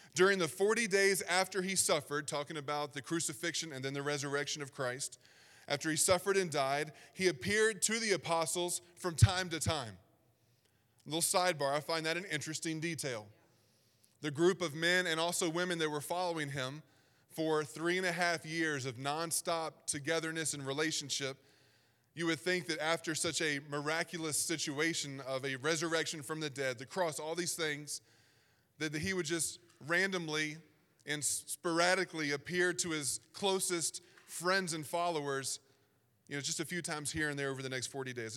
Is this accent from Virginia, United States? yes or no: yes; Southern Virginia, United States; accent: Southern Virginia; I was trying so hard to not sound like I was from Southern Virginia, but it just comes out